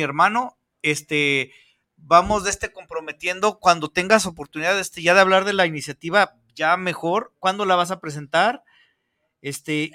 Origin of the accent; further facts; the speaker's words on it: Mexico; como buenos mexicanos